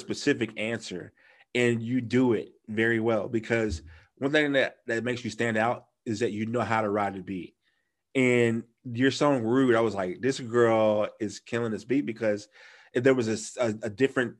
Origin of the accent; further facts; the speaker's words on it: the South, United States; I'm from the South